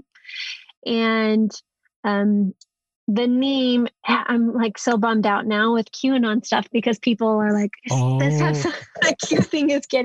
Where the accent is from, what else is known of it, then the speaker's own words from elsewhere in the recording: Salt Lake City, Utah, United States; I'm predominantly from Salt Lake City, Utah.